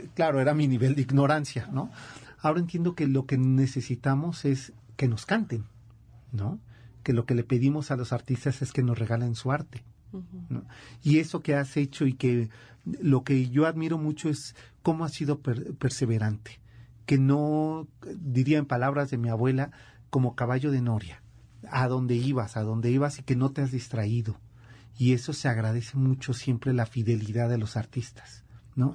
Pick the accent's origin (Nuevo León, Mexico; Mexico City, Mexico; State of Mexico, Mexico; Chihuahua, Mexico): Mexico City, Mexico; mi ciudad chilanga